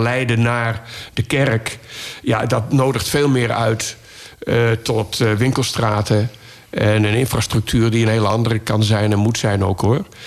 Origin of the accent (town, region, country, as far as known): Laren, North Holland, Netherlands; born or raised there